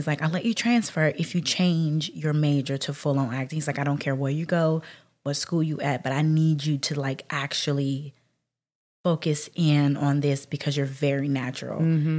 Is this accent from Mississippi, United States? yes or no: yes; Mississippi, United States